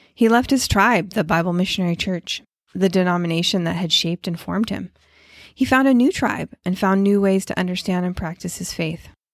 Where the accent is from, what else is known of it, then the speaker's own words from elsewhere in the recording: West Coast, United States; I grew up on the West Coast